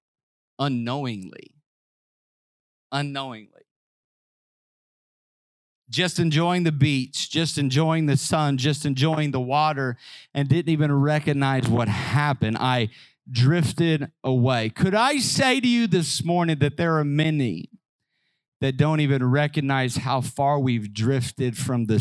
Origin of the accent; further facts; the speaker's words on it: Southern Illinois, United States; I grew up in Southern Illinois.